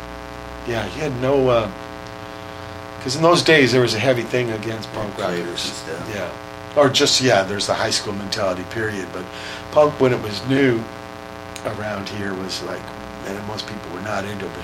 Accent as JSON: {"language": "English", "town": "San Pedro", "region": "California", "country": "United States", "said": "we're from Pedro, and there ain't no fucking punk gigs"}